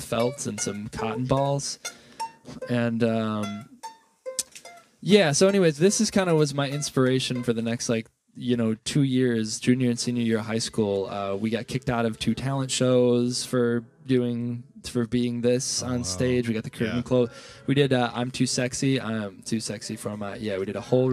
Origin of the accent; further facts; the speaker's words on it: Milwaukee, Wisconsin, United States; we have lived in Milwaukee for always